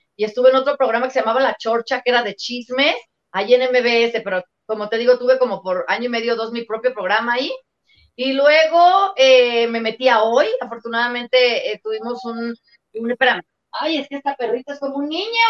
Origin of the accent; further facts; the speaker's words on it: León, Guanajuato, Mexico; yo soy de León, Guanajuato